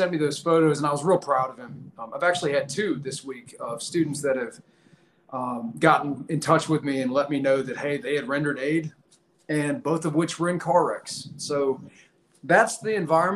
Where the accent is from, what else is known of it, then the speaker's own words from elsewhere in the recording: Virginia, United States; I'm currently hanging out in Virginia, my home state